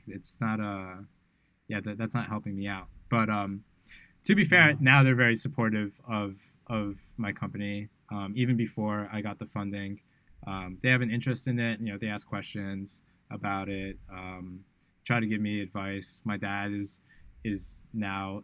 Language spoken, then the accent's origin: English; New York City, New York, United States; moved away as an adult; now in Bali, Indonesia; growing up in New York City is quite interesting.